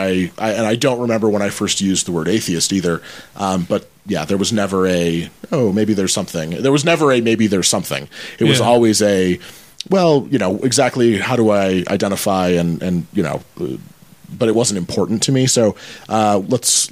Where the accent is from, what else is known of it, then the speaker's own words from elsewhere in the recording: Michigan, United States; moved away; I grew up in Michigan, born and raised.